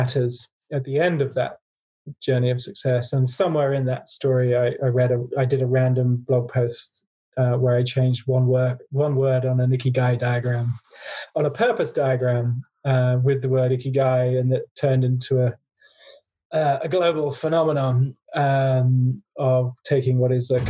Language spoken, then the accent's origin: English; Guernsey; also born or lived in Africa; I grew up in a wealthy family in a tax haven called Guernsey.